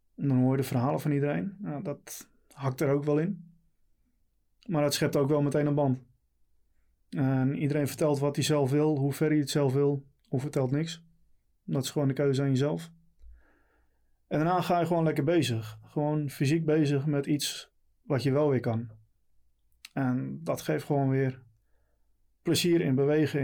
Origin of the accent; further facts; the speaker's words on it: Texel, North Holland, Netherlands; moved away as an adult; now in Leiden, Netherlands; 38 jaar, geboren en getogen op Texel.